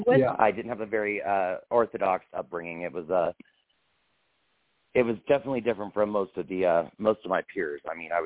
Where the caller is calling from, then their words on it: Wyoming, United States; I'm actually Wyoming. I'm calling out of Wyoming. Birth date 5/18/93.